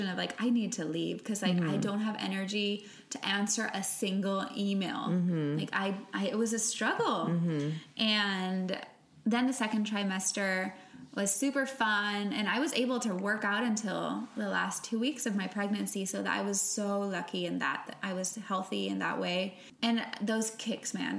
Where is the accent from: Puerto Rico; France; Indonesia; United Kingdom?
Puerto Rico; first language Spanish; English is a second language; moved away; I'm from Puerto Rico